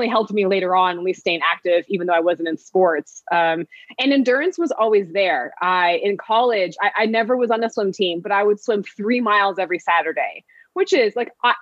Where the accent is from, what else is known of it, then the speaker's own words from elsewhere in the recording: Phoenix, Arizona, United States; I grew up in Phoenix